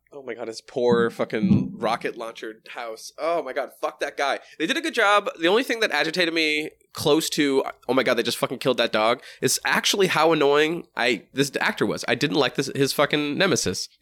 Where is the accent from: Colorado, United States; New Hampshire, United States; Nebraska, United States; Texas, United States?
New Hampshire, United States; moved away; also born or lived in Boston / Minnesota; I'm, I'm from wicked, wicked fucking cool New Hampshire. then fucking lived in fucking Boston